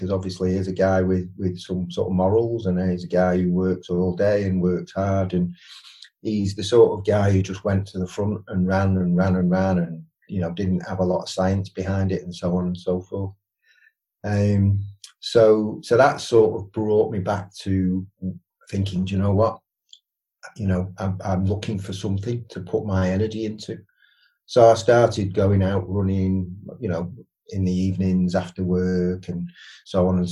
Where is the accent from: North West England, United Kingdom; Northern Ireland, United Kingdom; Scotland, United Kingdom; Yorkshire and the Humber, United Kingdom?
North West England, United Kingdom; Widnes; moved away; I'm from Widnes originally, so I played rugby league